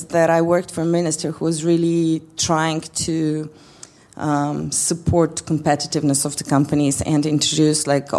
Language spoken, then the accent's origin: English; Slovenia; moved away as an adult; now in Skopje, North Macedonia; I was born still in Yugoslavia